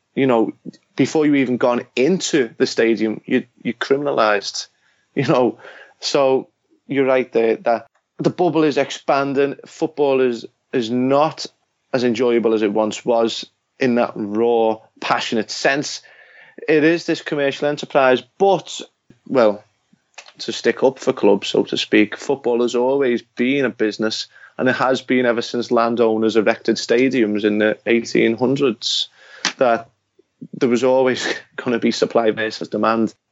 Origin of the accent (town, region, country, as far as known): England, United Kingdom; born or raised there